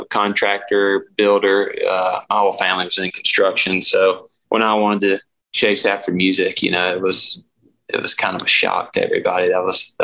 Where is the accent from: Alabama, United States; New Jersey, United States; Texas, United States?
Alabama, United States; Birmingham area; moved away as an adult; I'm from Alabama, like Birmingham area. So I'm like 30 minutes north of there